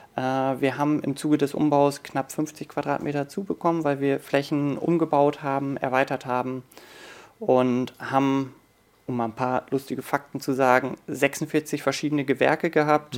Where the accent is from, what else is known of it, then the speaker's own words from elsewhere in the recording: Oldenburg, Lower Saxony, Germany; moved away as an adult; also born or lived in Hanover / Hamburg; ich bin natürlich im Betrieb groß geworden. Wir haben über der Firma auch gewohnt